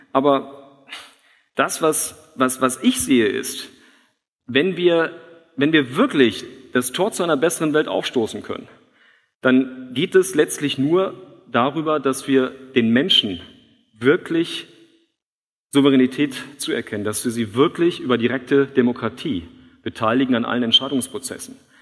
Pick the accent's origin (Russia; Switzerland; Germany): Switzerland; ich komme aus der Schweiz